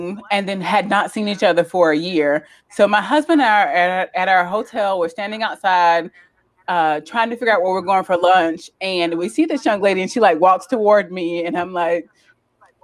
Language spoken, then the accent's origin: English; South Carolina, United States; We're all from South Carolina, from these little itty bitty towns.